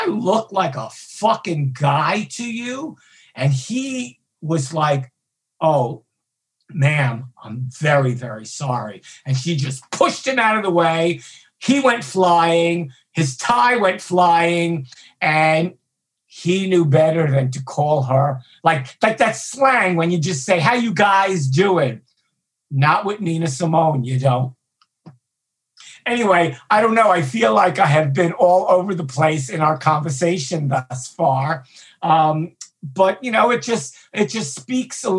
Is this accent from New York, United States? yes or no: yes; New York City, New York, United States; I grew up in Brooklyn, Hispanic, gay.